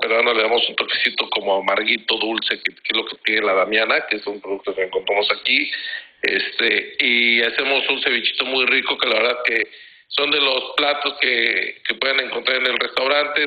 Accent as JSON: {"language": "Spanish", "region": "Mexico City", "country": "Mexico", "moved": "as an adult", "lives_now": "La Paz, Mexico", "said": "soy de la Ciudad de México, pero pues ya me considero totalmente de, La Paz"}